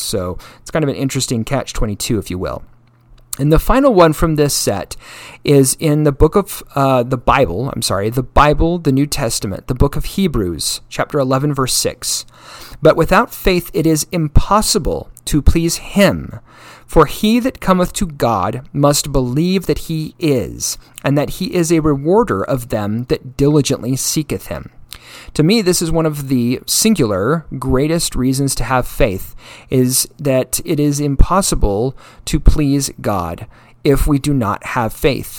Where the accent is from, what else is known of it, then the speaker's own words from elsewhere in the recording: Utah, United States; I came from Utah